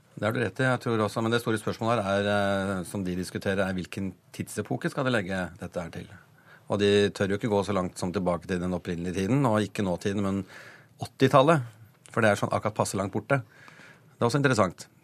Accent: Bodø, Nordland, Norway; accent: northern Norwegian; now in Oslo, Norway; Jeg, er nordlending, jeg er født i Bodø.

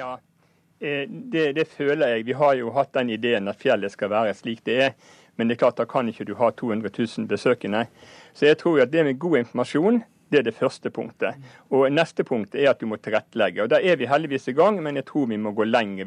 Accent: Norway; vi som nordmenn

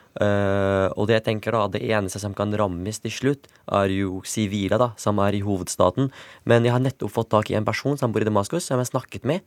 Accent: Syria; moved away; fordi det er der jeg kommer fra

